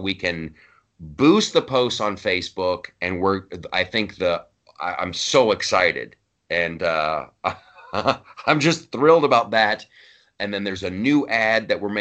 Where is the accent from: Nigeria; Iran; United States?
United States; Ohio; also born or lived in Los Angeles; now in New York, United States; I grew up in Ohio